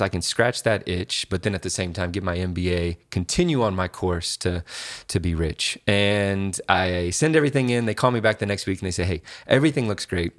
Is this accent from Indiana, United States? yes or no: yes; Indianapolis, Indiana, United States; I grew up here, um, Indianapolis, born